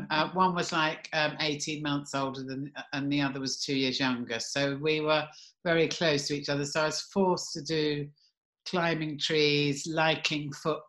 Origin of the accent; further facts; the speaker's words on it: a village in Kent, South East England, United Kingdom; also born or lived in Southeast London; now in London, United Kingdom; I was born in Southeast London, which is where I've ended up. But I only lived in Southeast London until I was about 4, and then I was brought up in a village in Kent, which was like the total opposite.